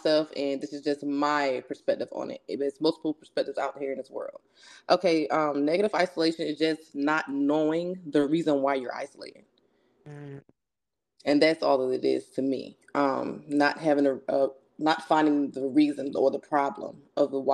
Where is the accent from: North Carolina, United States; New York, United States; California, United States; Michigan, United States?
North Carolina, United States; I'm from North Carolina. And yeah, I'm from a good Southern family.